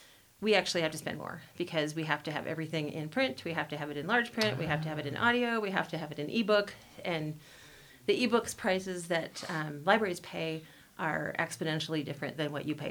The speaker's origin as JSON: {"language": "English", "region": "Midwest", "country": "United States", "tie": "born or raised there", "also_born_or_lived": "California / Washington State", "moved": "as an adult", "lives_now": "Longmont, United States", "said": "the communities I grew up in the Midwest"}